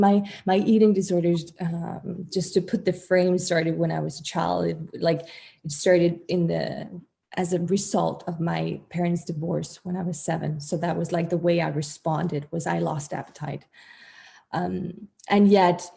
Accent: Denmark; I'm from Denmark

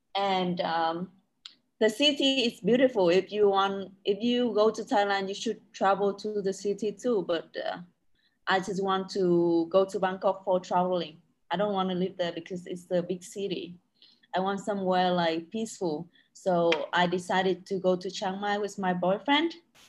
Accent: Quang Binh, Vietnam; English is a second language; I have never been there, but I want to go there one day because it's my hometown.

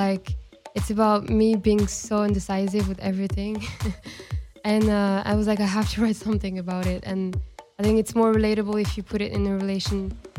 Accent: Casablanca, Casablanca-Settat, Morocco; also born or lived in Spain / Switzerland; now in Los Angeles, United States; So I grew up in Casablanca, and it's actually really similar to LA.

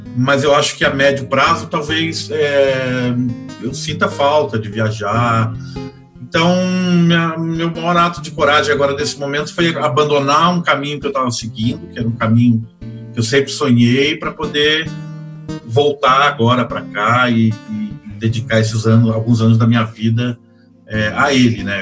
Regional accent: Rio de Janeiro, Brazil; moved away as an adult; also born or lived in Florianópolis, Santa Catarina; now in São Paulo, Brazil; eu sou carioca, é, de uma família é, meio da Baixada Fluminense, meio da, da Zona Norte do Rio, da Tijuca e do Meier

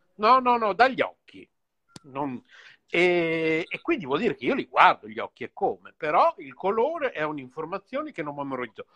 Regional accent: Bologna, Emilia-Romagna, Italy; siamo due bolognesi. Tra virgolette, doc, perché poi non lo so se si può dire che io sono doc, visto che mia madre è tedesca, mio padre era di Comacchio

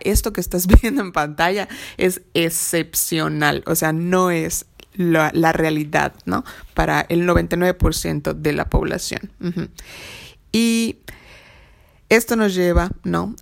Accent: Mexico; como buenos mexicanos

